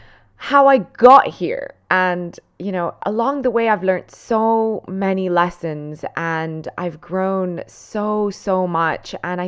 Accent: Cantù, Lombardy, Italy; born there; English is a second language; So I'm Italian and I was born in a small little town called Cantù in the province of Como, which is in Lombardy in Italy. So the northern side of Italy.

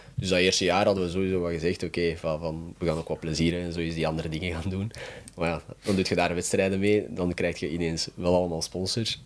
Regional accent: Mechelen, Flanders, Belgium; ik ben altijd van Mechelen geweest, dus ik ben hier opgegroeid.

